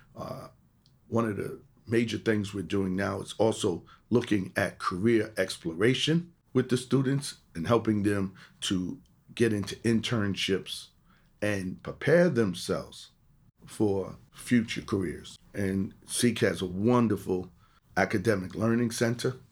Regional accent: New York City, New York, United States; also born or lived in Jamaica, Queens; I was born in Jamaica, Queens, moved to the Bronx, grew up in, uh, Eden Wall Projects.

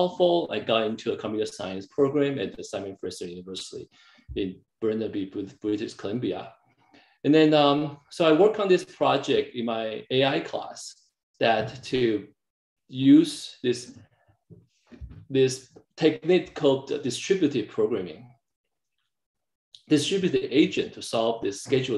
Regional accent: Taiwan; English is a second language; moved away; also born or lived in Canada; I was growing up in Taiwan

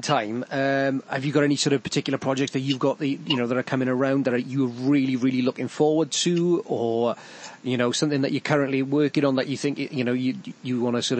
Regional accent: Aberdare, Wales, United Kingdom; I didn't sound Welsh enough. And I'm from deepest, darkest Aberdeen, so I don't think you can get any more than that.

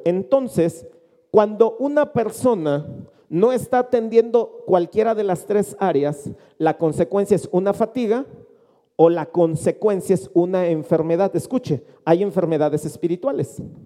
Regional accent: Mexico; Nosotros habitualmente como mexicanos

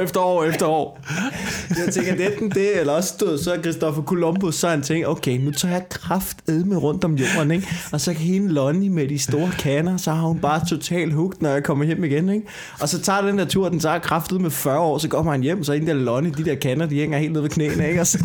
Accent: Denmark; jeg har opvokset på landet

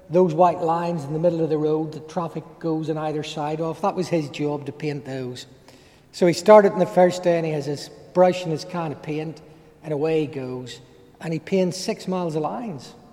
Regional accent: Ireland; accent: Irish; from my accent, most of you will pick up the fact that I'm an Irishman. And like most Irishmen, you know, we're academically challenged from time to time.

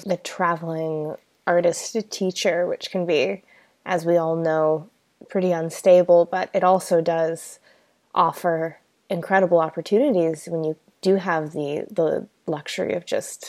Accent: United States; As an American

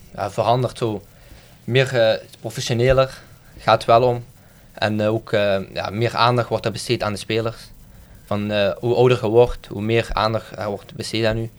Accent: Maasmechelen, Flanders, Belgium; now in Dilsen, Belgium; ik woon in Delsen, maar ik ben opgegroeid in Maasmechelen

